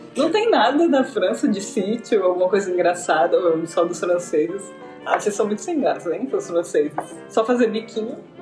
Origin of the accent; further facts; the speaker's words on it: Maceió, Alagoas, Brazil; eu sou de Maceió, também de Alagoas